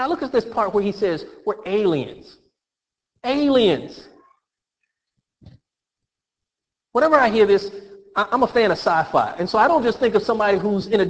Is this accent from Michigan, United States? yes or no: no; Florida, United States; I'm a Floridian. I was born and raised in Florida